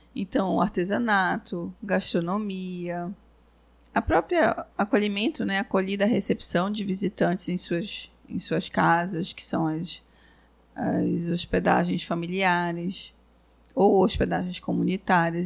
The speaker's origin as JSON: {"language": "Portuguese", "country": "Brazil", "said": "eu sou brasileira"}